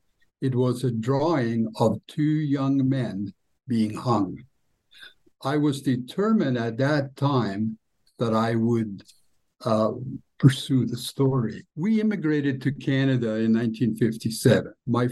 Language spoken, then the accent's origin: English; Kristiansund, Møre og Romsdal, Norway; born there; I was born in Kristiansund, Norway in 1947, actually, 2 years after World War II. Kristiansund is a fishing town on the North Sea.